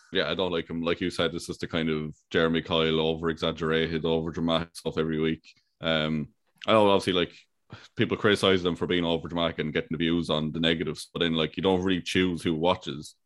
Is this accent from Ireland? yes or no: yes; Ireland